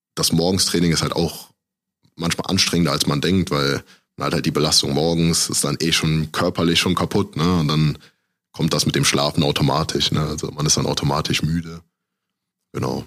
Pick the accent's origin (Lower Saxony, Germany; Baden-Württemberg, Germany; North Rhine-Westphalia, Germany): North Rhine-Westphalia, Germany; Aachen; moved away as an adult; also born or lived in Düsseldorf / Cologne; now in Iserlohn, Germany; ich komme halt aus Aachen ursprünglich